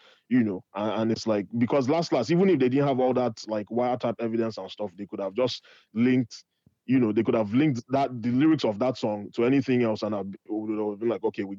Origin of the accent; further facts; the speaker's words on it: Nigeria; Well, then again, we're Nigerian and we're the white people of Africa.